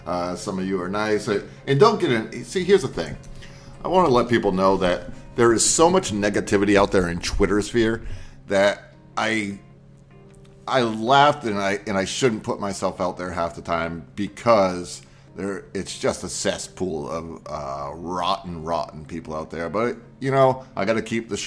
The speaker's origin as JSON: {"language": "English", "region": "Maine", "country": "United States", "tie": "born or raised there", "said": "I grew up with lakes, rivers, and oceans. I grew up in Maine"}